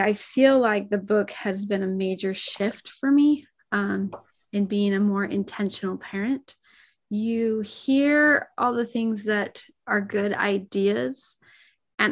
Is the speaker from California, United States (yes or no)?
yes; San Diego, California, United States; now in Mesa, United States; I grew up in San Diego